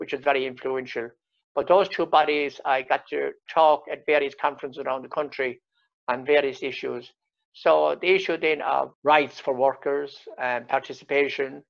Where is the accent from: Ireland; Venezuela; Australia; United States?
Ireland; North Clare, Munster; I was born outside Cuttafina village in North Clare on the edge of the Burren. I was born into a cottage, 14 of us children. Went to the local national school